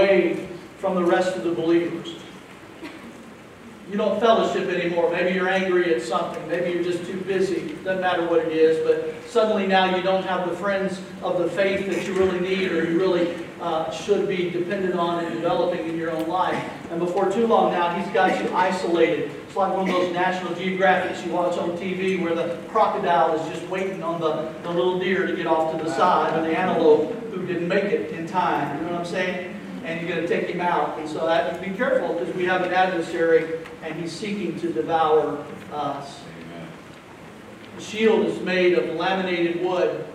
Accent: Jacksonville, Florida, United States; I grew up here in Florida, not far from this very spot, in Jacksonville

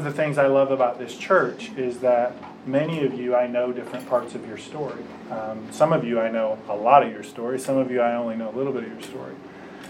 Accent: Warren, Michigan, United States; also born or lived in Kansas; I grew up, I was born right outside of Detroit, Michigan, in a little place called Warren

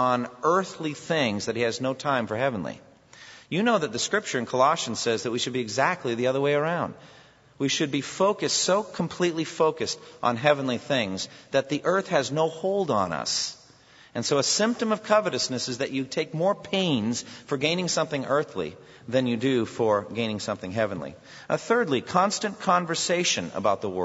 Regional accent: United States; One of the things about being Americans

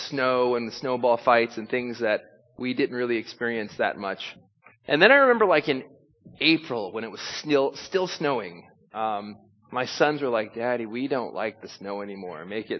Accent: California, United States; now in New York, United States; anytime I came to New York, I'd get mixed reactions when I said I came from Southern California.

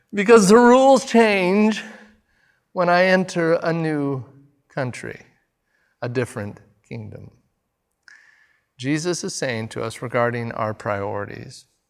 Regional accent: United States; I'm, I'm an American

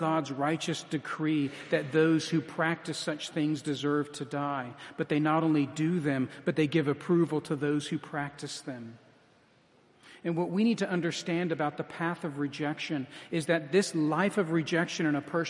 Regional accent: United States; as American evangelicals

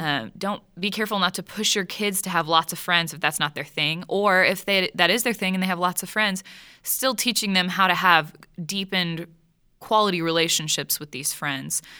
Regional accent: Texas, United States; I'm from Texas

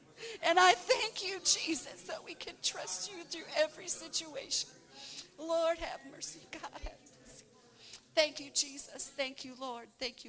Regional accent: Canada; I've been, as a Canadian, I can go there quite easily.

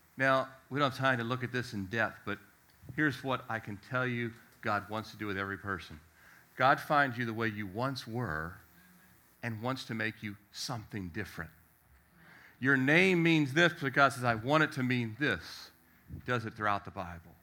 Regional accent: Annapolis, Maryland, United States; moved away; also born or lived in Richmond, Virginia / Miami, Florida; I was born in Annapolis, Maryland.

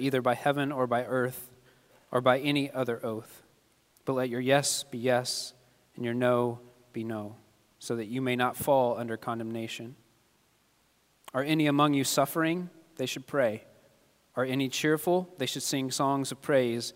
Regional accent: Kentucky, United States; moved away; I'm from Kentucky

